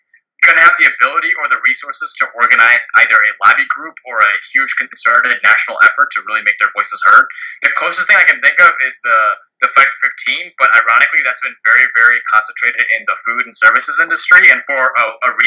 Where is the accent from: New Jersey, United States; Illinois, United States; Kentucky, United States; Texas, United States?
Illinois, United States; my home state of Illinois